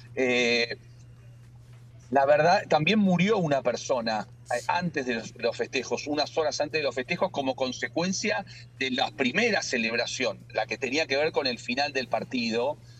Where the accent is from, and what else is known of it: Argentina